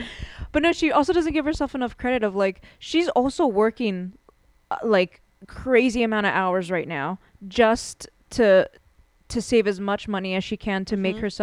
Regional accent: Philadelphia, Pennsylvania, United States; we're from Philly

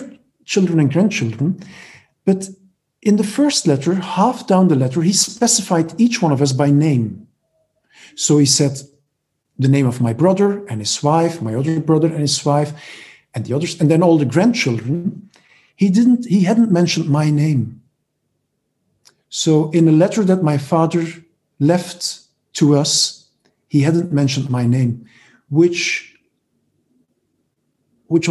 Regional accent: Belgium; English is a second language; moved away as an adult; also born or lived in Barcelona, Spain / Nashville, United States; But now here in Belgium again, I'm originally from Belgium, I moved back to Belgium

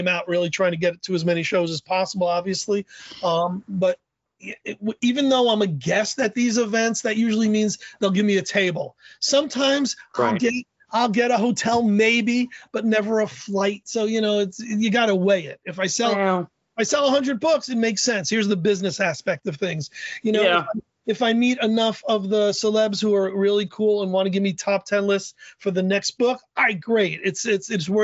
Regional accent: New York City, New York, United States; now in New Haven, United States; I live in New Haven, Connecticut. I'm originally from the Bronx.

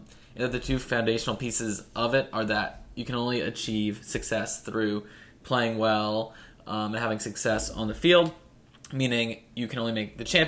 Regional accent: United States; also born or lived in Philadelphia; I'm an American

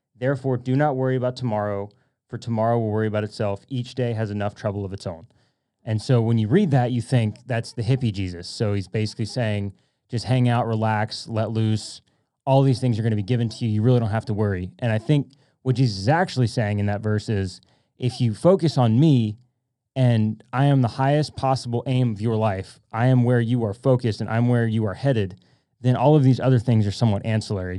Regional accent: Louisiana, United States; now in Dallas, United States; I'm from Louisiana.

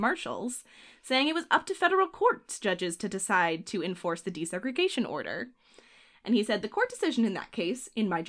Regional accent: Boston, Massachusetts, United States; I was a South Boston boy. I grew up in Southie.

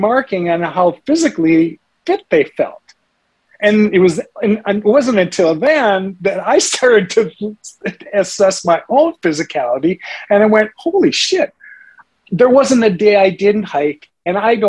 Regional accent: St. Paul, Minnesota, United States; moved away; I grew up in St. Paul, Minnesota, and down by the Mississippi River, we had lots of caves.

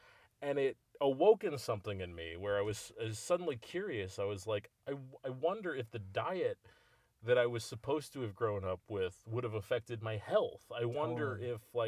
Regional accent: United States; as an American

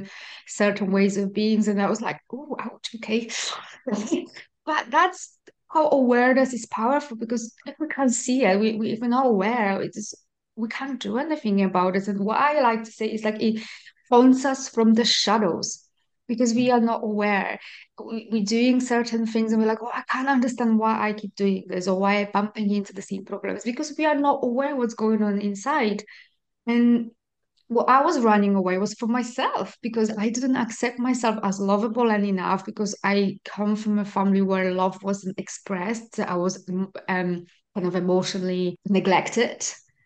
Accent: Poland; moved away; I'm Polish, I grew up in Poland.

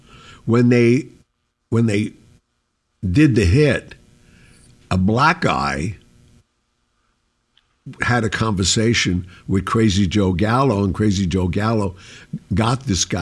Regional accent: Sicily, Italy; I'm from Sicily

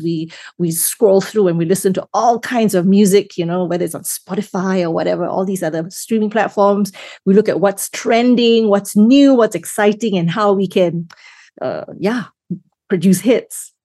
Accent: Singapore; first language English; also born or lived in Malaysia; I grew up, I grew up in Singapore. I was actually born in Malaysia, just north

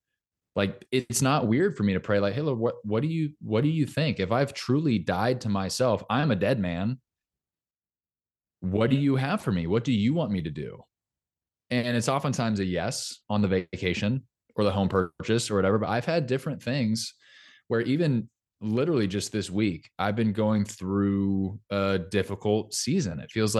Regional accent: Orange County, California, United States; moved away as an adult; also born or lived in Los Angeles, California; now in Nashville, United States; Orange County, California.

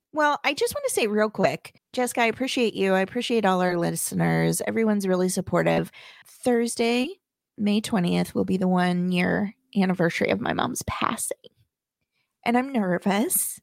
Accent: Midwest, United States; I come from the Midwest

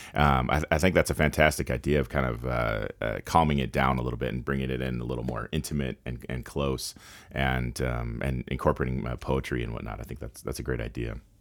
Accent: Carson City, Nevada, United States; I grew up here in Nevada, and I grew up here in Carson City, Northern Nevada

